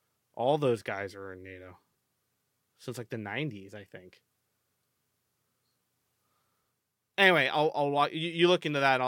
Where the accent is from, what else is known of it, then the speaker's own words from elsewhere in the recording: United States; I'm American.